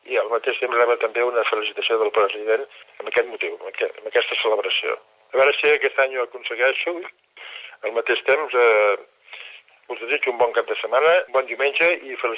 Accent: Sant Feliu de Guíxols, Catalonia, Spain; sóc de Sant Feliu de Guíxols. Us dona també la casualitat que vaig néixer el mateix dia de Sant Jordi.

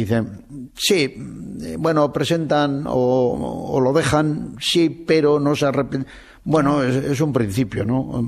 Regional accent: Basque Country, Spain; soy de Euskadi

